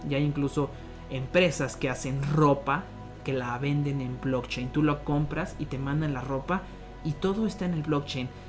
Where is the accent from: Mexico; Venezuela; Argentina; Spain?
Mexico; Irapuato, Guanajuato; also born or lived in Monterrey; Soy de Irapuato, Guanajuato, una ciudad céntrica aquí en el, país México, la República